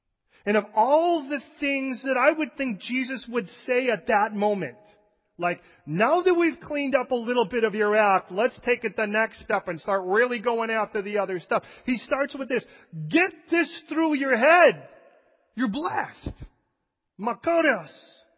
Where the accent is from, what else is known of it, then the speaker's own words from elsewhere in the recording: Chicago, Illinois, United States; I wasn't born and raised in California, so when we went to plant a church there, I came from Chicago, where everyone was like, hey, stupid, right? That's how they talk.